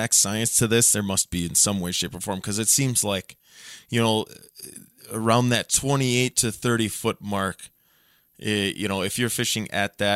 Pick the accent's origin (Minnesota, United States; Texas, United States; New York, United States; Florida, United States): Minnesota, United States; Otter Tail County; growing up in Otter Tail County